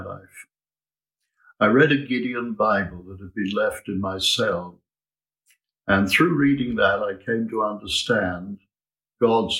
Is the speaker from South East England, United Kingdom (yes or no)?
yes; Southampton, South East England, United Kingdom; I grew up here in Southampton in a place called Hollybrook Homes, just off the Winchester Road